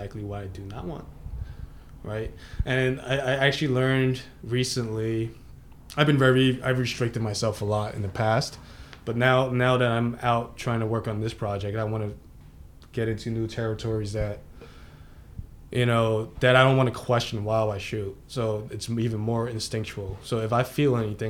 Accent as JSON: {"language": "English", "country": "United States", "also_born_or_lived": "Cantonese (ancestry) / Lower East Side, Manhattan", "said": "I'm Cantonese. My family's Cantonese, but I'm American"}